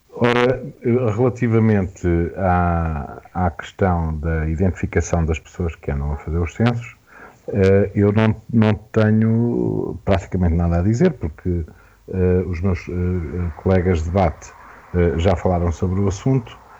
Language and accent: Portuguese; Portugal; quem somos enquanto portugueses